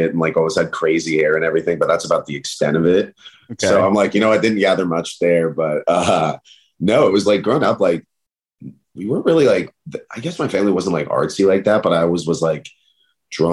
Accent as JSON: {"language": "English", "town": "Portland", "region": "Oregon", "country": "United States", "tie": "born or raised there", "also_born_or_lived": "Eugene, Oregon", "moved": "as an adult", "lives_now": "Los Angeles, United States", "said": "was born and raised in Portland, Oregon. Kind of bounced between there and then Eugene, Oregon."}